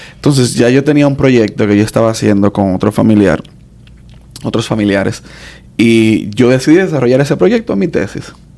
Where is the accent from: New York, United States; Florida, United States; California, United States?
New York, United States; moved away; yo nací allá